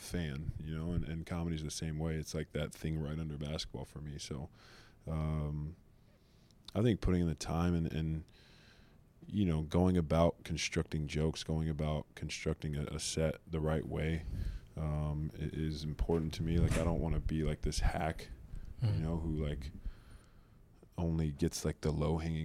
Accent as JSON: {"language": "English", "region": "Oklahoma", "country": "United States", "tie": "born or raised there", "also_born_or_lived": "Los Angeles / Michigan", "moved": "as an adult", "lives_now": "Detroit, United States", "said": "I grew up in Oklahoma I lived there for 19 years."}